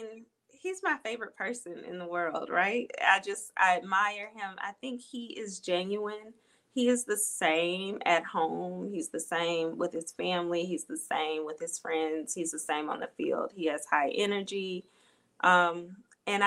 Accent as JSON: {"language": "English", "town": "Birmingham", "region": "Alabama", "country": "United States", "tie": "born or raised there", "said": "Birmingham, Alabama, that's where I grew up."}